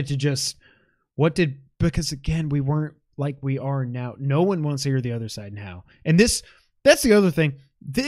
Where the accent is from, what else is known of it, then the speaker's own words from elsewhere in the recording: New York, United States; I'm a New Yorker